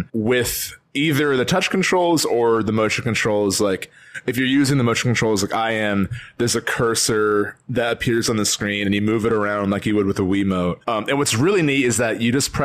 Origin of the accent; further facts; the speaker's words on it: northern New Jersey, United States; we're both from Jersey. Like we're both from northern New Jersey. So like we grew up like in and out of New York